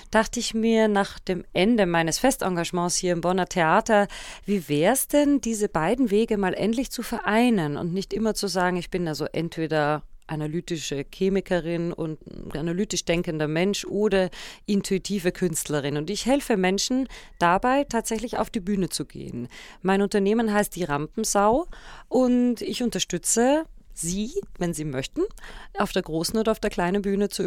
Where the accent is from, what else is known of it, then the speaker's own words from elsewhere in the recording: Vienna, Austria; now in Bonn, Germany; Ich sage immer, meine Heimat ist noch immer Wien, aber mein Zuhause ist Bonn. Meine Kinder sind hier geboren, das sind Rheinländer durch und durch.